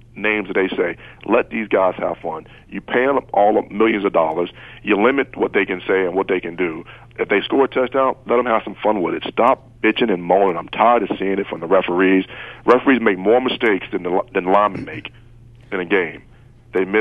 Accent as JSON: {"language": "English", "region": "Virginia", "country": "United States", "tie": "born or raised there", "said": "when we were growing up in Virginia area"}